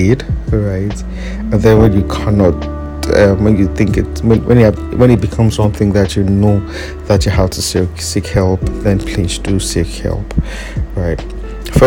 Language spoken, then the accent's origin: English; Nigeria; as a Nigerian